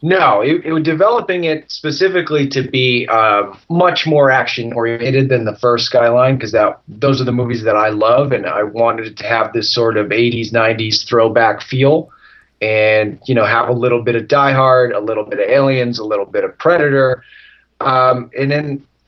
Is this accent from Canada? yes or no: no; Massachusetts, United States; growing up in Massachusetts